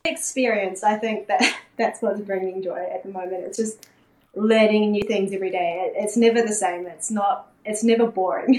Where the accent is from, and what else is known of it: New Zealand; born or raised there; also born or lived in South Korea